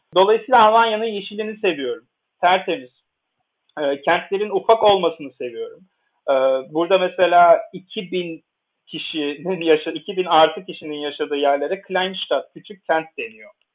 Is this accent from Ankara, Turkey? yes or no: no; Istanbul, Turkey; first language Turkish; moved away as an adult; now in Bonn, Germany; ben Türkiye'de doğdum büyüdüm, İstanbul'da doğdum büyüdüm